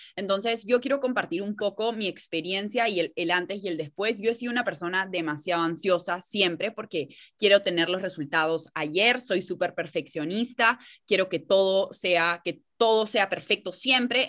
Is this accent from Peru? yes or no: yes; Peru; ambas somos de Perú